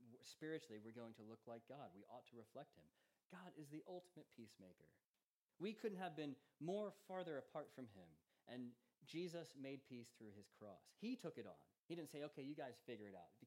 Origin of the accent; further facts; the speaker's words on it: United States; now in Charlton, United Kingdom; I'm American